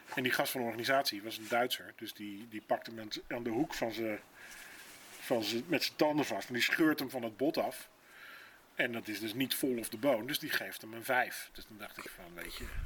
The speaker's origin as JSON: {"language": "Dutch", "town": "Rotterdam", "region": "South Holland", "country": "Netherlands", "said": "Ik ben een Rotterdammer natuurlijk"}